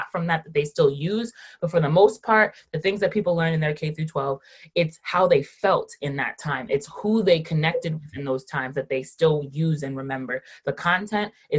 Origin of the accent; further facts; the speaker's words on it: Rockland County, New York, United States; also born or lived in Westchester County, New York; I have lived in New York my entire life. I was born in Rockland County